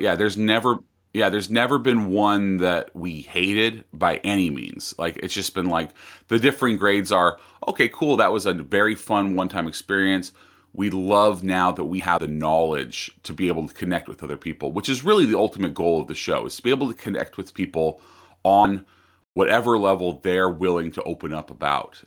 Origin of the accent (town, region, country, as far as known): United States